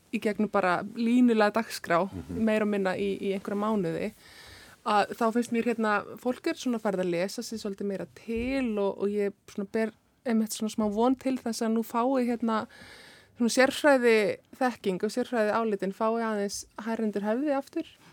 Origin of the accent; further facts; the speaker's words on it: Iceland; við erum náttúrulega Íslendingar sko, sérstaklega sem erum hérna fætt og, og uppalinn